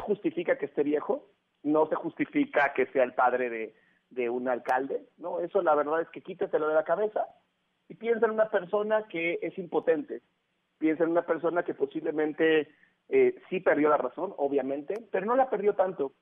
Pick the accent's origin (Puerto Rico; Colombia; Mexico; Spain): Mexico; somos los mexicanos